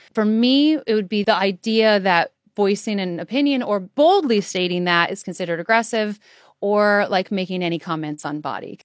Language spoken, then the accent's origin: English; Iowa, United States; I'm from Iowa